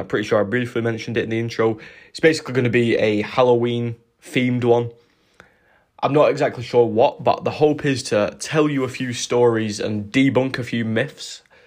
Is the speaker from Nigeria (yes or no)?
no; United Kingdom; as British people